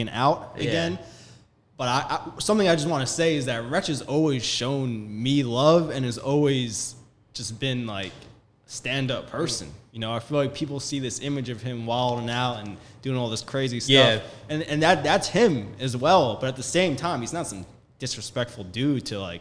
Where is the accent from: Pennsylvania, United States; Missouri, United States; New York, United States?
New York, United States; Long Island; we were raised in Long Island, New York